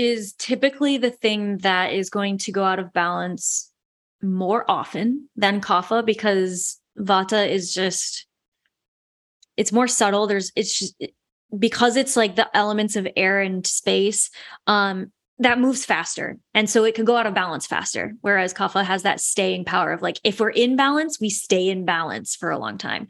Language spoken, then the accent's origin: English; West Michigan, United States; I'm from West Michigan. It's like a lot of Dutch people, and it's a very Dutch thing to like not waste things. I grew up with that as well.